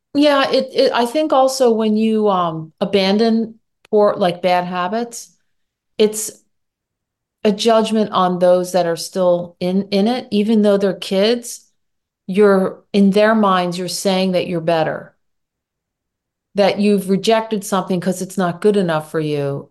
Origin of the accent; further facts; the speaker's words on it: Philadelphia, Pennsylvania, United States; also born or lived in Michigan / Germany / New York; I grew up in the Philadelphia suburbs